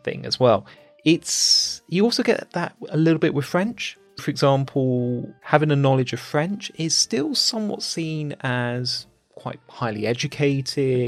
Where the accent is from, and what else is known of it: United Kingdom